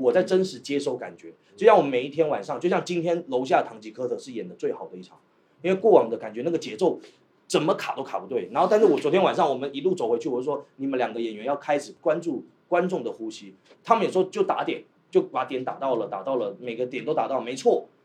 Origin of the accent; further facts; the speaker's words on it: Taiwan; also born or lived in Shantou; now in Guangzhou, China; 我不是大陆人，我是个台湾人对。其实我在台湾学习的，呃，戏剧体系